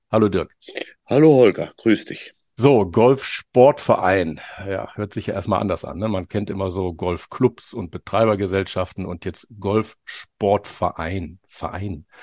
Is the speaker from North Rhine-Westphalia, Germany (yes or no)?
yes; Düsseldorf, North Rhine-Westphalia, Germany; Also ich bin ja gebürtiger Düsseldorfer und auch in Düsseldorf aufgewachsen